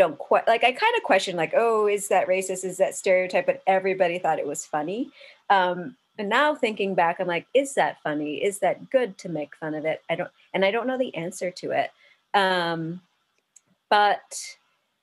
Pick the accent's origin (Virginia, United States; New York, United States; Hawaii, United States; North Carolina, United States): Hawaii, United States; North Shore of Oahu; And I'm from the North Shore of Oahu.